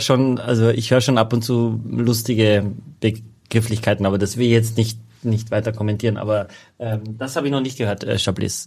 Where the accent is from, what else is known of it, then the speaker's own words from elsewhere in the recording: Carinthia, Austria; ich bin Kärntner